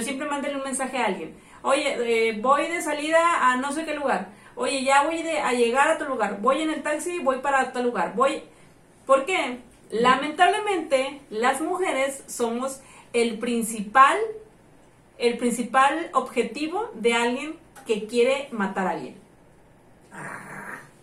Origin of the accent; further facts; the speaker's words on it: Tampico, Tamaulipas, Mexico; moved away as an adult; yo no era de aquí, era foránea, güey. Yo vine de Tampico a los veintitantos años vivir sola